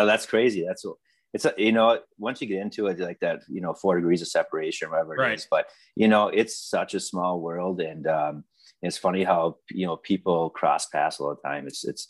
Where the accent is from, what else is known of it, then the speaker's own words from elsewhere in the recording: Upper Michigan, United States; I'm from Michigan. And when you're in Upper Michigan, you have your Packer fans, you have your Bear fans, you have your Viking fans.